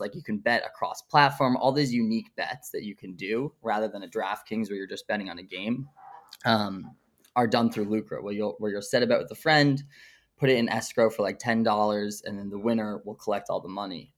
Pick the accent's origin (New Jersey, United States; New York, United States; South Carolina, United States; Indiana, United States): New York, United States; Brooklyn; I was, like, born and raised in Brooklyn, grew up here, still in Brooklyn